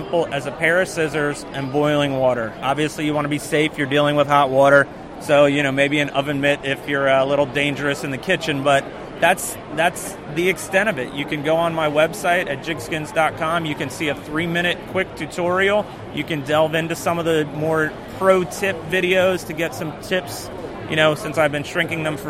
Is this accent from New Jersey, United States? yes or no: yes; New Jersey Shore, United States; moved away as an adult; now in South Carolina, United States; grew up surf fishing on the New Jersey Shore